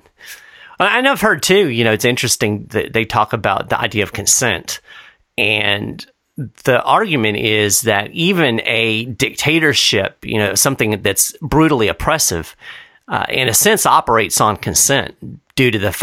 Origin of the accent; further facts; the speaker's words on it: United States; as an American